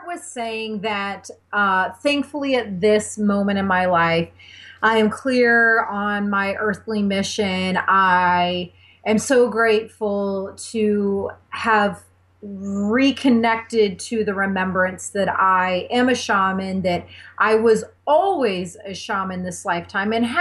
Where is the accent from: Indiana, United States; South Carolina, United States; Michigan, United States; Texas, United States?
Indiana, United States; I grew up in a tiny town in the Midwest in Indiana